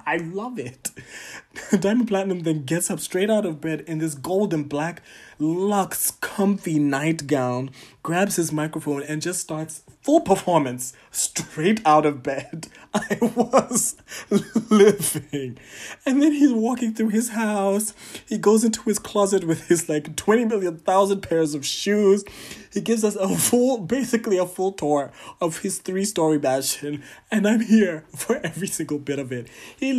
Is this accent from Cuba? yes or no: no; Tanzania; But shout out to my home country, Tanzania.